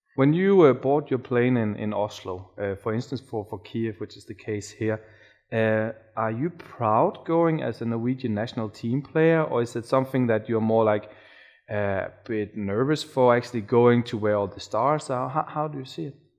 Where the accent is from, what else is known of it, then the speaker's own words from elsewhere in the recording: Denmark; I'm from Denmark